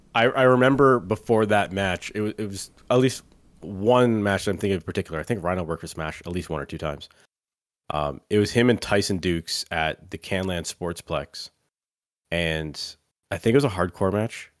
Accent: Canada; we're Canadian

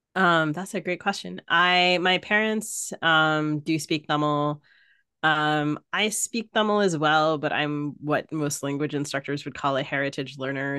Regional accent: Maryland, United States; accent: mid-Atlantic; I grew up in Maryland.

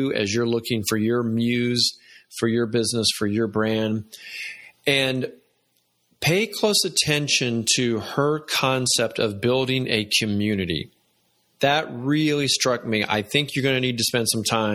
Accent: Atlanta, Georgia, United States; growing up in Atlanta and being a Southerner

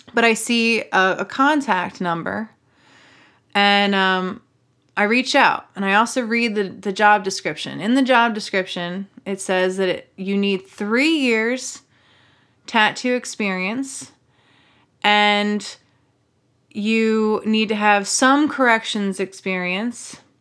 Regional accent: Maryland, United States; I'm from Maryland.

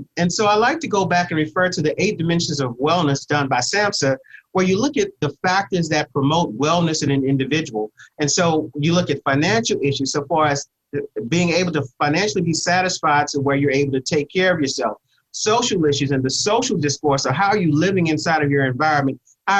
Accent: Texas, United States; if you want to control a bull, I'm from Texas, you take the bull by its horns.

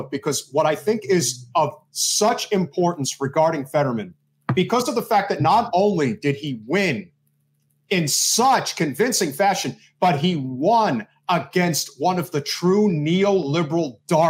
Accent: New Jersey, United States; Brooklyn, but I'm from New Jersey, so of course...

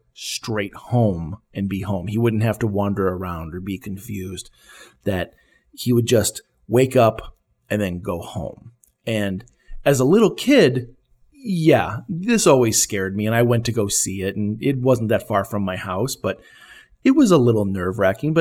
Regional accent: West Chicago, Illinois, United States; I grew up in West Chicago, Illinois

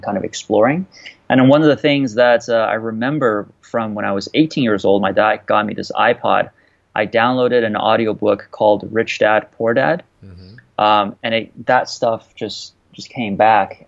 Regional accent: Canada; I went to school in Canada. I'm Canadian

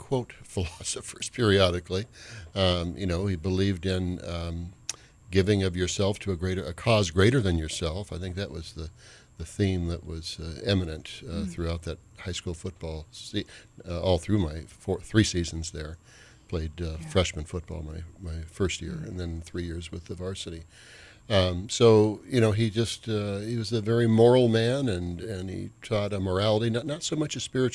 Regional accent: Bakersfield, California, United States; moved away as an adult; also born or lived in Stanford, California / Minnesota; now in Edina, United States; I grew up in Bakersfield, California

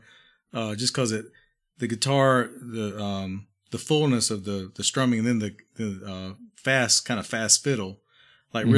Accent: Eastern North Carolina, United States; I'm from Eastern North Carolina

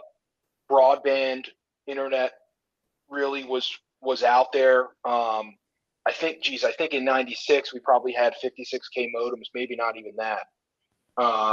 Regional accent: South Florida, United States; I grew up in South Florida.

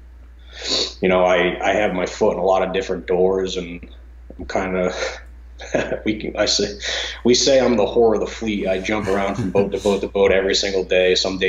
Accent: Eastern Connecticut, United States; also born or lived in East Lyme, Connecticut; So I'm from Eastern Connecticut. I live in East Lyme now. I've lived within a half hour or so of the water my whole life.

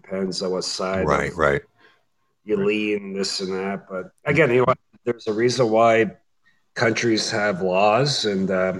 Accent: Canada; I'm a Canadian

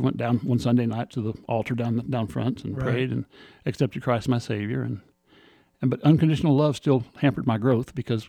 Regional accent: Independence, Kansas, United States; also born or lived in Four Corners area; Independence, Kansas, Southeast Kansas. Okay. Till I was 18 and got married.

